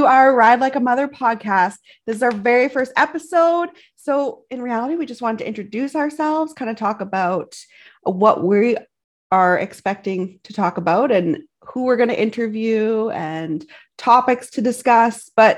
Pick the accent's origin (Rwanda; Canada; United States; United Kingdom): Canada; Canadian Prairies